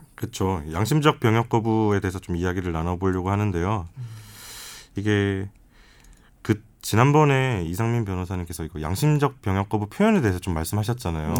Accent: Changwon, South Gyeongsang, South Korea; 저는 이제 고향이 창원이다 보니까

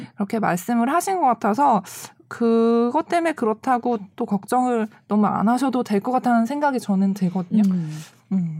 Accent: Seoul, South Korea; 저는 방학동 출신.

